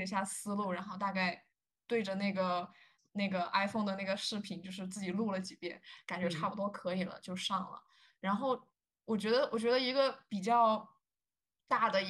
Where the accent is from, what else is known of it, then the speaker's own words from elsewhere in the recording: China; now in United States; 反而是我们中国人对自己的要求会更高一点